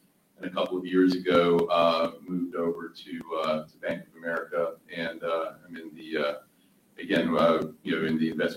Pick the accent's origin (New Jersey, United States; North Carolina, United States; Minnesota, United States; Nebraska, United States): North Carolina, United States; Hamlet; also born or lived in Iran / New York; a small rural town in North Carolina called Hamlet, North Carolina, which is where we moved, which is about 2 hours, 2.5 hours from Charlotte, the east. And we moved to this small rural town, family of Persians